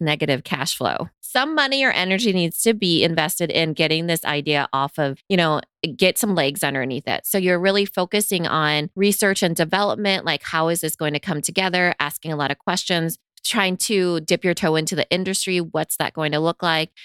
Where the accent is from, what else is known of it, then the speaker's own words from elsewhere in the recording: United States; growing up in America